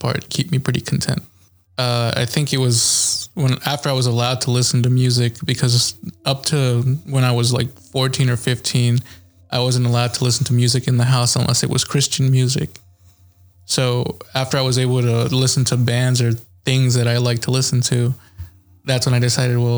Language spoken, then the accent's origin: English; Texas, United States; also born or lived in Glendale, California; I was born in California, Glendale, California. But we moved here to Texas when I was young